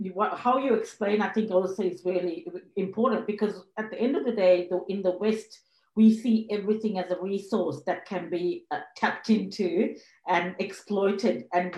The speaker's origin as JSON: {"language": "English", "country": "Zambia", "tie": "born or raised there", "also_born_or_lived": "Sri Lanka / Zimbabwe", "moved": "yes", "lives_now": "Australia", "said": "I was born in Sri Lanka and I grew up in Africa. I grew up in Zambia and Zimbabwe, and before my family migrated to Australia"}